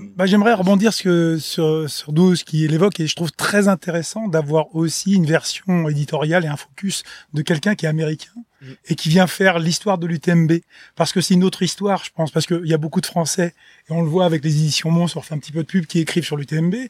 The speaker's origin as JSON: {"language": "French", "country": "Réunion", "said": "Moi, je viens de La Réunion."}